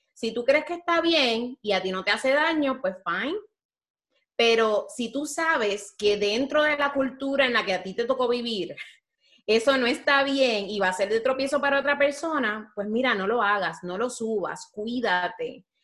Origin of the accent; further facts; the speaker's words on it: Puerto Rico; como diríamos en Puerto Rico